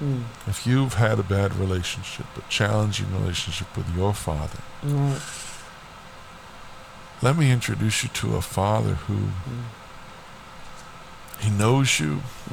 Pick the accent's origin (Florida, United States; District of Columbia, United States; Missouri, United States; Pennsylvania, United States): Florida, United States; born there; also born or lived in Alaska; I was born in Florida. And, you know, my dad was in the Air Force. And my mom and dad, we moved to Alaska.